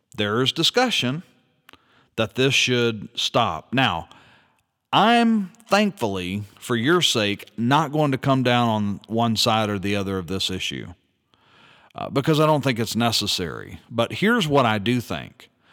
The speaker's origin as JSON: {"language": "English", "region": "Louisiana", "country": "United States", "tie": "born or raised there", "said": "my home state of Louisiana"}